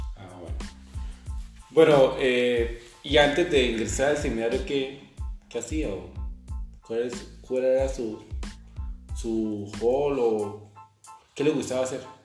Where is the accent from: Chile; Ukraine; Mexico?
Ukraine; moved away; soy de Ucrania